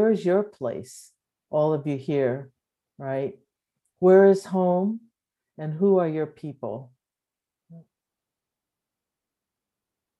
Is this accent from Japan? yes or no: yes; Japan; also born or lived in Berkeley, California; now in Claremont, United States; I was born in Japan to a Japanese mother and African-American father, right after World War II, so 1949